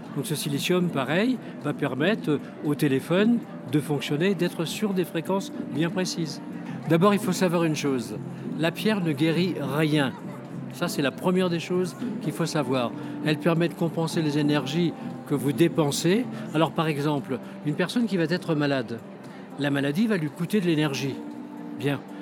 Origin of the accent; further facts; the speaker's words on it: France; je viens de France.